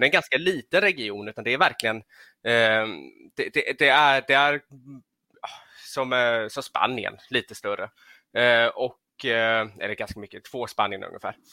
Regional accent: Gothenburg, Västra Götaland, Sweden; född och uppvuxen i Göteborg

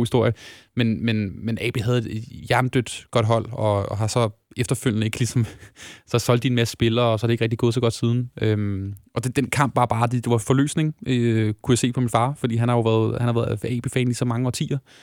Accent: Lyngby, Capital Region of Denmark, Denmark; jeg er født og opvokset i Lyngby

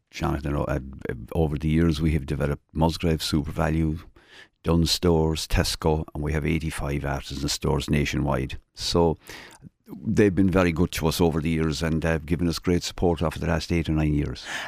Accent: Kerry, Munster, Ireland; moved away as an adult; now in Cork, Ireland; I came from Kerry, uh, twenty-five years ago

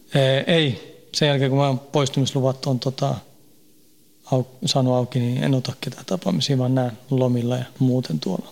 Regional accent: Stockholm suburb, Stockholm County, Sweden; moved away as an adult; now in Finland; Synnyin ja kasvoin siellä, parikymmentä vuotta asuin siellä, vähän reilu

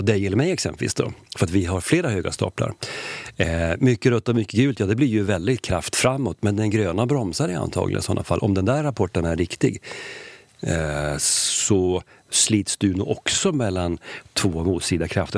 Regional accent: Sweden; jag är ju svensk

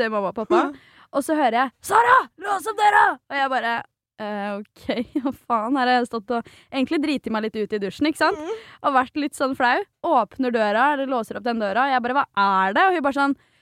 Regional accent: Svelvik, Vestfold, Norway; I Svelvik, som er der jeg er fra

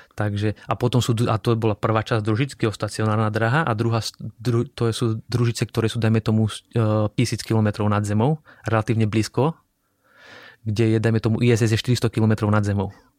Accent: Slovakia; moved away as an adult; also born or lived in Strasbourg, France; now in Prague, Czech Republic; doma na Slovensku

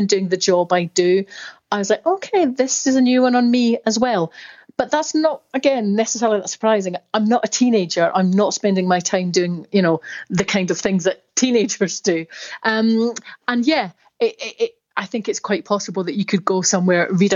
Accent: Scotland, United Kingdom; accent: Scottish; You probably can tell from my accent, I'm Scottish.

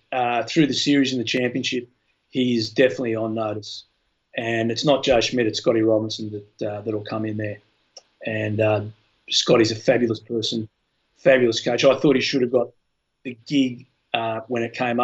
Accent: Australia; as an Australian

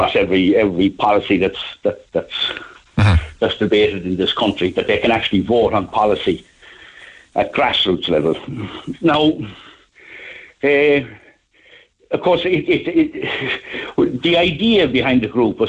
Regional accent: Youghal, Munster, Ireland; I'm from Yall. I live in Yall

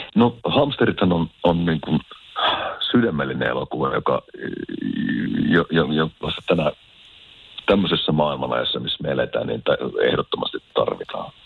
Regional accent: Keminmaa, Lapland, Finland; now in France; Kimin, Kiminmaa on mun kotikunta, että täytyy sanoa, että sieltä Lounaislapista on kotoisin

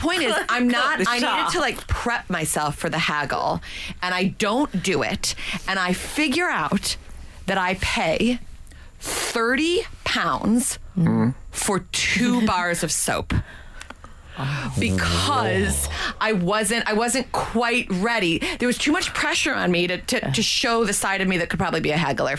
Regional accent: United States; I'm American

